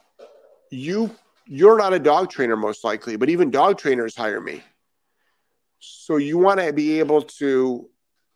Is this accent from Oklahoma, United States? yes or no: no; Rhode Island, United States; now in Florida, United States; I am actually from Rhode Island.